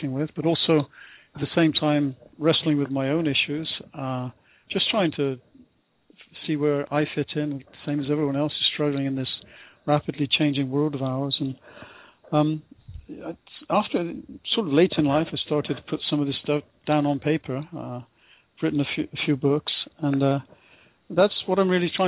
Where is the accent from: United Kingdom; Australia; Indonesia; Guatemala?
United Kingdom; I first started out as a British volunteer in Ecuador in the late 60s